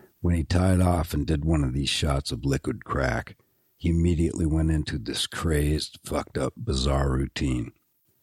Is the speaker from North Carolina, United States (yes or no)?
no; Seattle, Washington, United States; I was a singer from Seattle